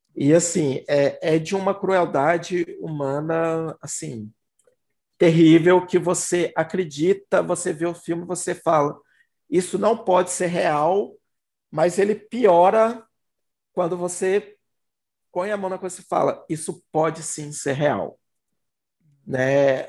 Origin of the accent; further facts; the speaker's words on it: Belo Horizonte, Minas Gerais, Brazil; BH, gente, eu sou de Belo Horizonte, Minas Gerais, tá? A gente aqui fala, fala BH.